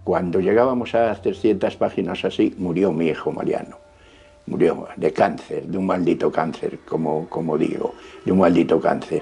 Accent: Valladolid, Castile and León, Spain; also born or lived in Avilés, Asturias; Nací en Avilés, un 17 de julio de 1926, pero con tres años de edad, por el traslado de mis padres a Valladolid, vine a vivir con ellos

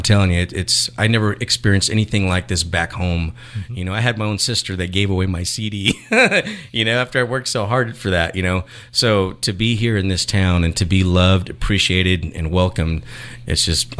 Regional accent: California, United States; also born or lived in Houston / Texas; So my background, let's see, I was born in Houston and was raised in California. My dad was in the military, so I was kind of a military brat. Moved around a lot.

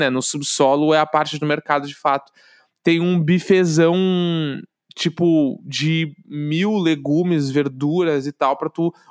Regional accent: Brazil; Os caras têm que pegar meu passaporte, eu sou brasileiro do nada.

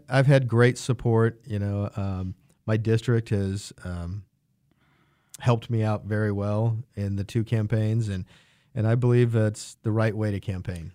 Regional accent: Wichita, Kansas, United States; also born or lived in Dallas, Texas; lifelong Wichita, uh, grew up on the east side of town, Wichita Public Schools

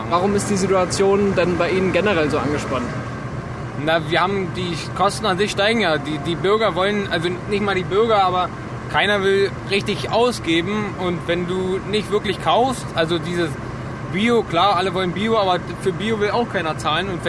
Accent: Brandenburg, Germany; Wir kommen aus dem Oderbruch.

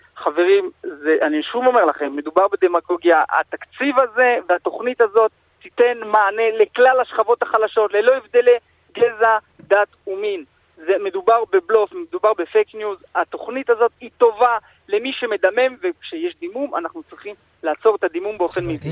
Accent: France; now in Israel; אני מגיע מצרפת

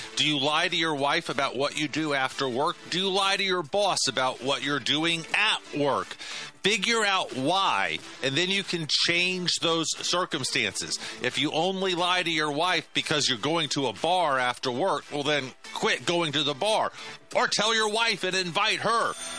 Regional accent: the South, United States; I'm a Southerner, and Southerners love to tell big stories.

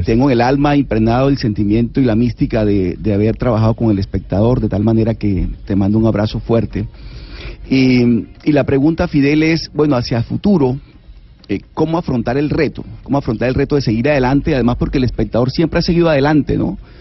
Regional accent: Colombia; lo que somos los colombianos

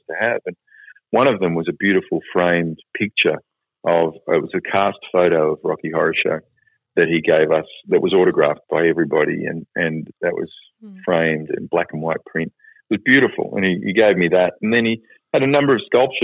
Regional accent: Brunswick, Victoria, Australia; a kid growing up in Brunswick

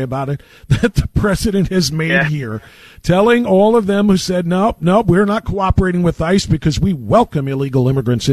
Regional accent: Elyria, Ohio, United States; here in Elyria, which is my hometown.

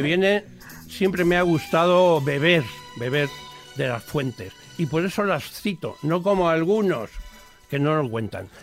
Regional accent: Castilla-La Mancha, Spain; mi tierra manchega

